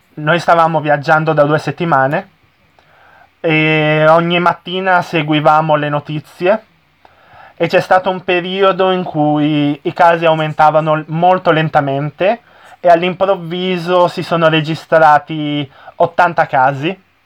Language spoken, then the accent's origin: Italian; Italy; il mio paese, che magari non, ho, non l'ho viaggiato tantissimo